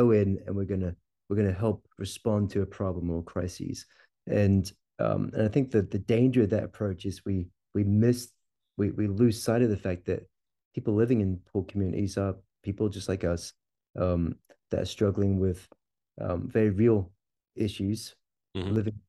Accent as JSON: {"language": "English", "town": "Stonehaven", "region": "Scotland", "country": "United Kingdom", "moved": "as an adult", "lives_now": "Kentucky, United States", "said": "I'm originally from Scotland, a little town called Stonehaven up in the northeast of Scotland, fishing village up there. And I am planted a church in a small town in Kentucky, just outside Louisville"}